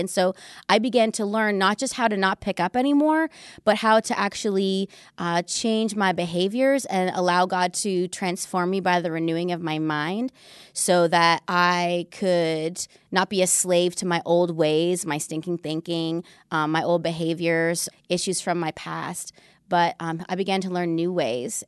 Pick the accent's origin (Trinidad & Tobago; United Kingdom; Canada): Canada; moved away as an adult; also born or lived in Vancouver; now in United States; We met in Vancouver, but we're Canadian, even though we uh, live and work in the United States